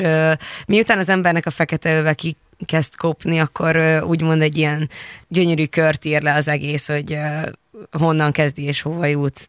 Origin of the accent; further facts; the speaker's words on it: Hungary; kettő magyarként